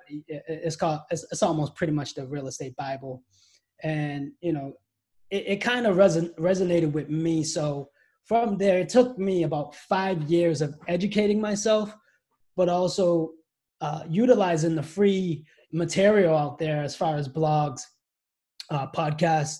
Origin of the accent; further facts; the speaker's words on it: Brockton, Massachusetts, United States; I was born and raised here